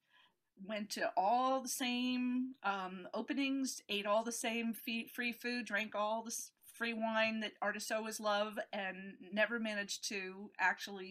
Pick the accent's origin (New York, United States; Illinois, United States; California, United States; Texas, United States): New York, United States; upstate; moved away; also born or lived in Switzerland; I grew up in upstate New York